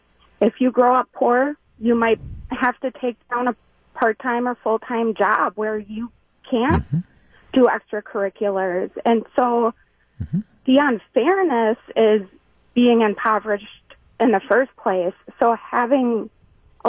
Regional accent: Milwaukee, Wisconsin, United States; I grew up in Milwaukee

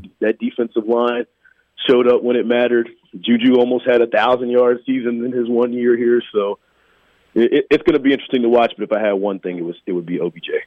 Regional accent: Atlanta, Georgia, United States; now in Kansas City, United States; I'm from Atlanta originally.

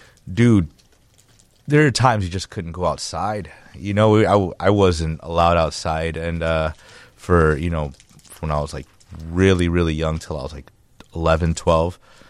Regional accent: Chicago, Illinois, United States; also born or lived in Mexico; I'm from Chicago, Chicagoland area. Grew up between Maywood, Stone Park, and Logan Square. My earliest memories were actually in Maywood and Mexico, where my mom is from.

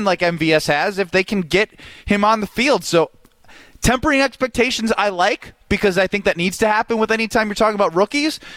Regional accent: Illinois, United States; now in Wisconsin, United States; I'm from Illinois

